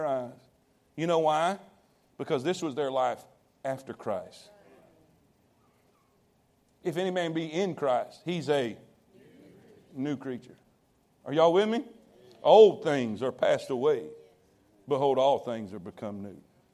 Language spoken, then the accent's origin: English; Fort Pierce, Florida, United States; moved away; I grew up in South Florida, Fort Pierce, Florida.